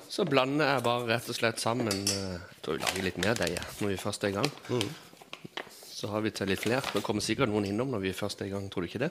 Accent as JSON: {"language": "Norwegian", "town": "Kvinesdal", "region": "Agder", "country": "Norway", "tie": "born or raised there", "said": "jeg vokste opp på, i Kvinesdal alle plasser på jord"}